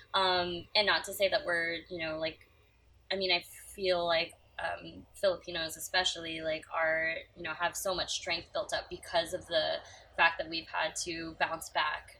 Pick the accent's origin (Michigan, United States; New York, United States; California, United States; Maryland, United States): California, United States; San Francisco; I'm from San Francisco